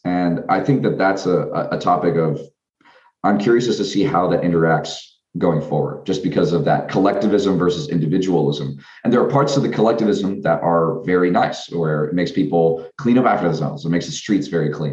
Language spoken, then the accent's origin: English; Washington, United States; moved away as an adult; I grew up in Washington State